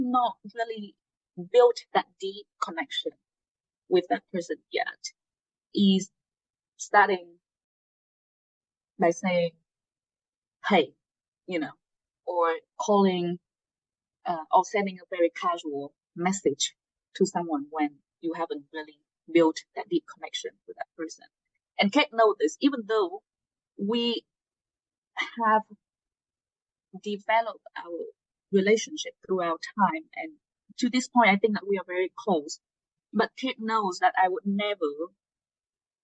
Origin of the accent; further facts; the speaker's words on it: Hanoi, Vietnam; English is a second language; moved away as an adult; also born or lived in upstate New York; now in United States; I'm from Hanoi. You know, some of you may know it's the capital of Vietnam.